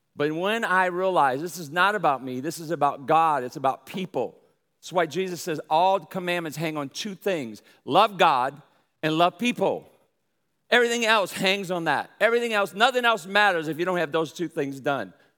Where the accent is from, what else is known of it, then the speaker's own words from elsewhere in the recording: New Orleans, Louisiana, United States; also born or lived in Brooklyn, New York / Michigan; now in Texas, United States; I'm from New Orleans, raised in, in, uh, in, in New Orleans there, and I have a pretty draw, but I was also born in Brooklyn, New York